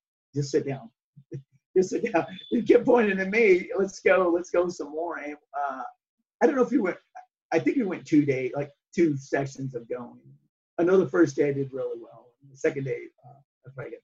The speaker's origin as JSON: {"language": "English", "region": "Wyoming", "country": "United States", "also_born_or_lived": "Phoenix, Arizona"}